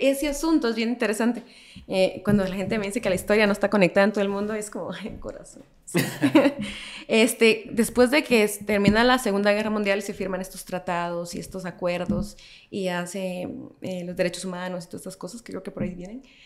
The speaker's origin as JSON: {"language": "Spanish", "country": "El Salvador", "tie": "born or raised there", "moved": "yes", "lives_now": "Guatemala", "said": "yo crecí en El Salvador"}